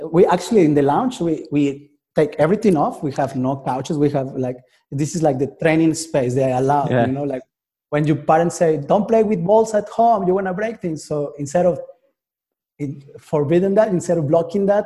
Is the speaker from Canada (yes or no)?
no; Mexico; now in Paris, France; I'm from Mexico originally